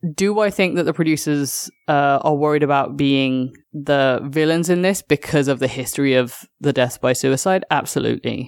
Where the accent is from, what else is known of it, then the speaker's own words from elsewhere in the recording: United Kingdom; as a Brit that grew up on EastEnders